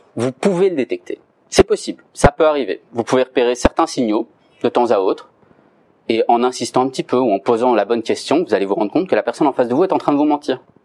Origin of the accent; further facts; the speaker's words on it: Belgium; Je suis belge, j'habite en Belgique, mais j'étudie à Paris